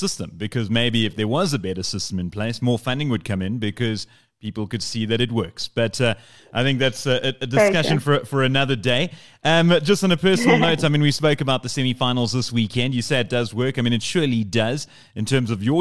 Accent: Eastern Cape, South Africa; I come from the Eastern Cape, and Eastern Cape, rugby's everything.

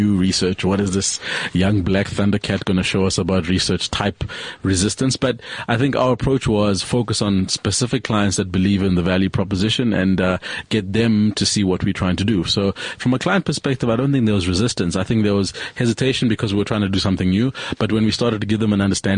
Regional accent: Zambia; now in South Africa; I'm from Zambia originally, so when I came to South Africa after 94, I naturalized as a South African after 94

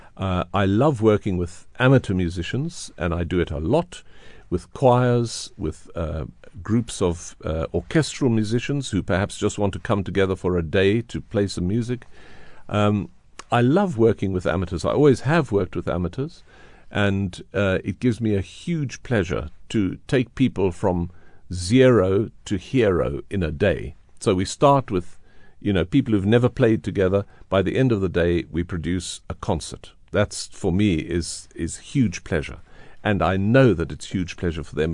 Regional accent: South Africa; moved away as an adult; also born or lived in Johannesburg; growing up in South Africa, going abroad, coming back to this country that I love so much

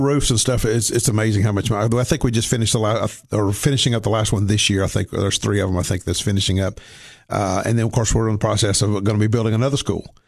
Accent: Cookeville, Tennessee, United States; also born or lived in Somerset, Kentucky; moved down here when I was two

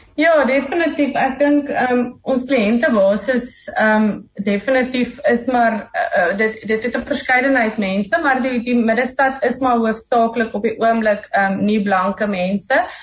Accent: South Africa; ons is Suid-Afrikaners in Murgenbeen

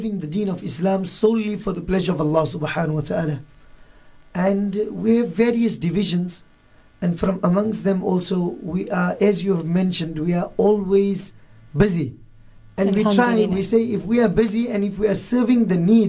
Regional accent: Johannesburg, Gauteng, South Africa; moved away as an adult; now in Cape Town, South Africa; me also being Indian and coming from Johannesburg

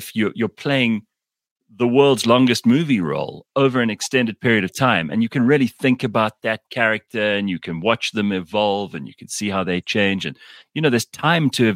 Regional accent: South Africa; these are shows that we grew up with in South Africa

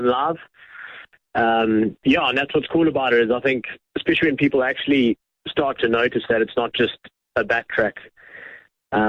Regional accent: Durban, KwaZulu-Natal, South Africa; my hometown of Durban

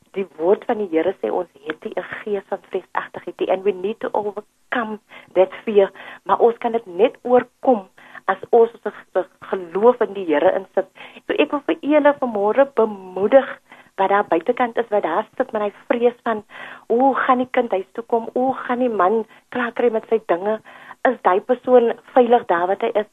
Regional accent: Cape Town, Western Cape, South Africa; Ek is hier van Mitchells Plain

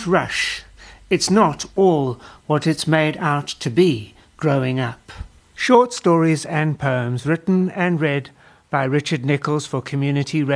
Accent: South Africa; as a South African

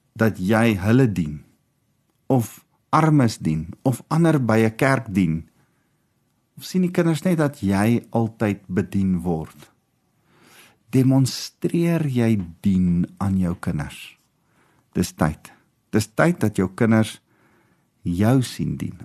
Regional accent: South Africa; Die Here roep ons as Afrikaners

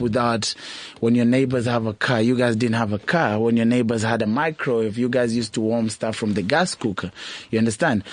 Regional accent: Nairobi, Kenya; moved away as an adult; now in South Africa; I was born and raised in Kawangware.

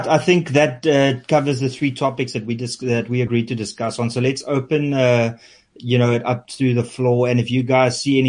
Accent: South Africa; accent: Afrikaans; first language Afrikaans; English is a second language; I think my Afrikaans is shining through because English is my second language.

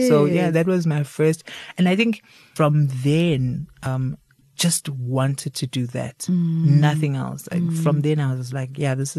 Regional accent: Daveyton, Gauteng, South Africa; also born or lived in Johannesburg; So I am an East Rand born and bred and buttered child.

